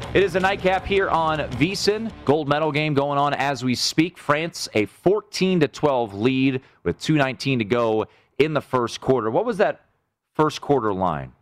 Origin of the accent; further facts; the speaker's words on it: United States; As an American